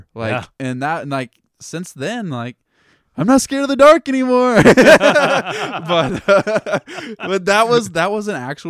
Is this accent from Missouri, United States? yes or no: yes; Lee's Summit, Missouri, United States; I grew up in Lee Summit, and we lived in the Sin City of Lee Summit, the ghetto of Lee Summit, by those apartments on 291 behind Burger King over there.